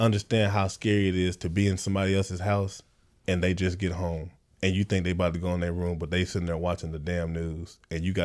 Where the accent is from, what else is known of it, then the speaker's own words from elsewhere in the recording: Texas, United States; I'm from Texas